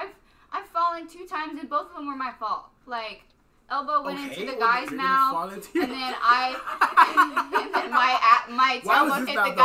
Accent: Stephenville, Texas, United States; Stephenville. Sorry, Stephenville.

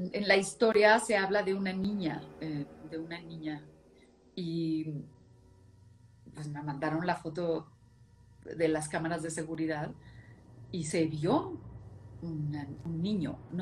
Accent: Monclova, Coahuila, Mexico; yo soy de Moncloa, Coahuila, y entonces todos vivía, mi abuela, nosotros, mi tía y mi tío

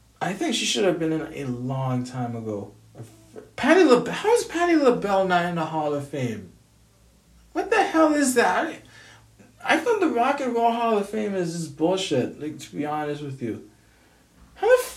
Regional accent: Grenada; now in United States; I'm from Grenada.

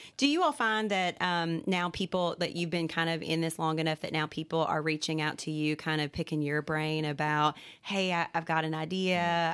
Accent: Central Kentucky, United States; also born or lived in Morehead, Kentucky / Hazard, Kentucky; I'm from Central Kentucky originally

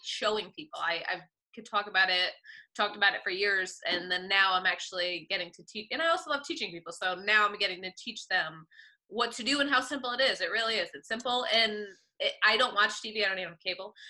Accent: Woodbridge, Connecticut, United States; I grew up in Woodbridge, Connecticut.

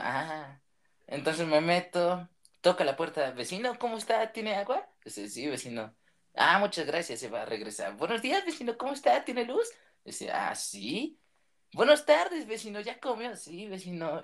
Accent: Maravatío, Michoacán, Mexico; soy de Marabatío, un pequeño pueblito que está en Michoacán.

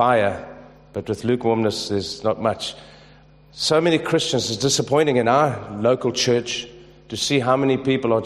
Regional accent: South Africa; I'm from South Africa

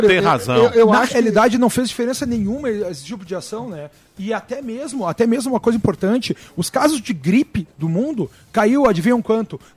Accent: Rio Grande do Sul, Brazil; no Rio Grande do Sul, de onde eu venho, as praias estão interditadas.

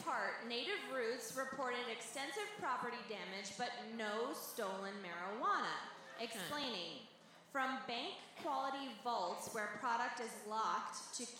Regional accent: Denver, Colorado, United States; Fuck the Springs, we're from Denver.

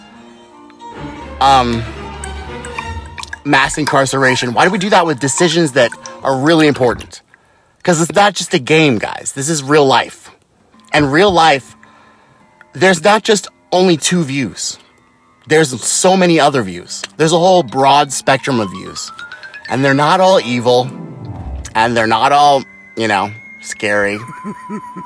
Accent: San Antonio, Texas, United States; I'm from San Antonio

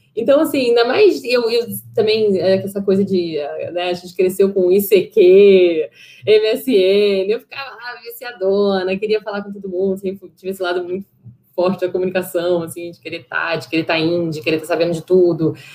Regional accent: Rio de Janeiro, Brazil; also born or lived in São Paulo; nasci em São Paulo, eu morei até os 10 anos em São Paulo, minha família é toda carioca, tal, a gente voltou para o Rio de Janeiro, quer dizer, eles voltaram e eu vim pela primeira vez, é, e, e, a gente morou ali na Tijuca

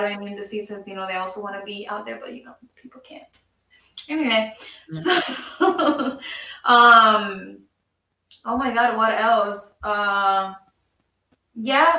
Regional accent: Puerto Rico; moved away; I grew up in Puerto Rico

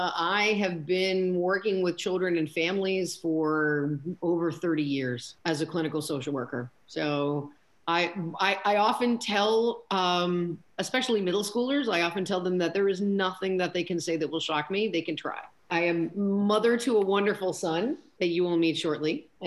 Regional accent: New York City, New York, United States; I am originally from New York City

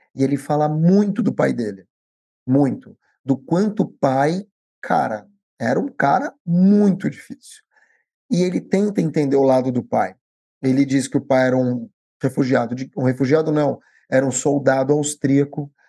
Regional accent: Brazil; eu já nasci no Brasil.

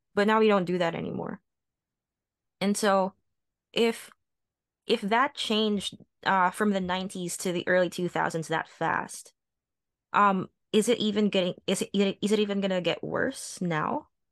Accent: Las Piñas, Metro Manila, Philippines; I grew up in the Philippines. I grew up in Las Piñas

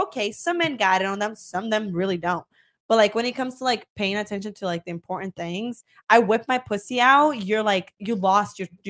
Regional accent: Miami, Florida, United States; also born or lived in Brazil; I grew up in Miami. I moved here. I was like 10.

